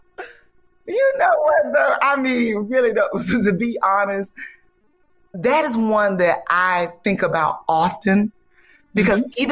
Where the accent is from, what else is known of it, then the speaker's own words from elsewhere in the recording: Ocala, Florida, United States; I'm from Ocala, Florida, and I went to FAMU